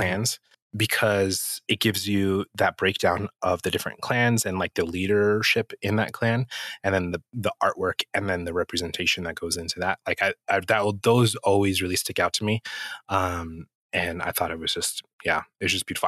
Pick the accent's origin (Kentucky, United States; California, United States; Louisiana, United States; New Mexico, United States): New Mexico, United States; I grew up in New Mexico, I still live in New Mexico.